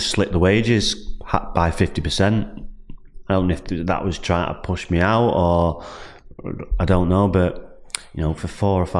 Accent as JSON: {"language": "English", "town": "Salford", "region": "North West England", "country": "United Kingdom", "tie": "born or raised there", "said": "Well, I grew up in Salford. I was moved to Salford when I was three. It was Swinton, but Swinton was in Salford"}